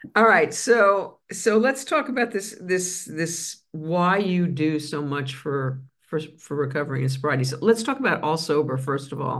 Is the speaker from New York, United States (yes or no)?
yes; New York City, New York, United States; moved away; I was first on the Grand Concourse, blocks from Yankee Stadium